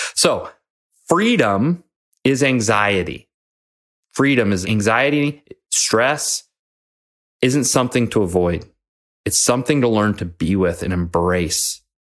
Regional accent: Nebraska, United States; moved away; my hometown in Nebraska

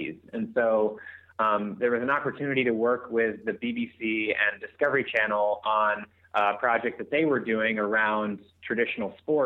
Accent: Alaska, United States; I grew up in Alaska, so that says enough about people that live out there.

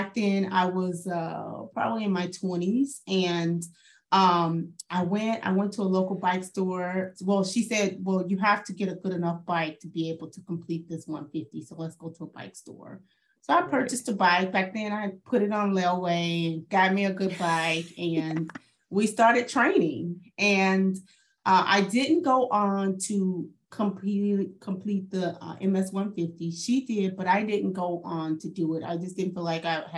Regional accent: St. Louis, Missouri, United States; moved away; So I'm from St. Louis originally

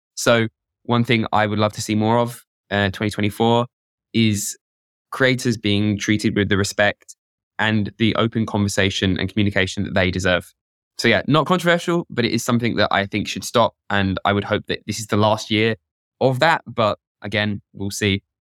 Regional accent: United Kingdom; I'm British

